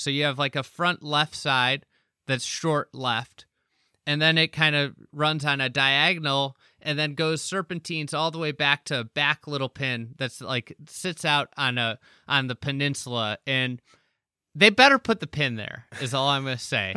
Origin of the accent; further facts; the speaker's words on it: Midwest, United States; being a Midwesterner